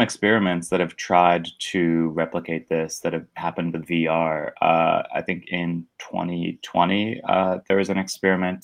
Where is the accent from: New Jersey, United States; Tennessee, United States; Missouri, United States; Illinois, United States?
New Jersey, United States; Northwest; moved away as an adult; now in Brooklyn, United States; I grew up in Northwest New Jersey, right next to Pennsylvania, in a super small town.